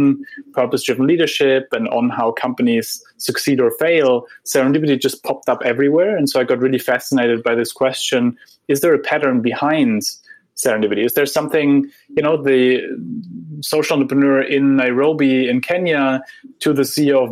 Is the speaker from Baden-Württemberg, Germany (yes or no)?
yes; Heidelberg, Baden-Württemberg, Germany; moved away; I grew up in Heidelberg, where Goethe and Schiller wrote their poems